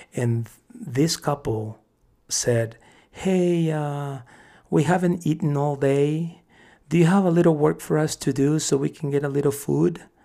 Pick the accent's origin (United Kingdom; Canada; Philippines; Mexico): Mexico; born or raised there; now in United States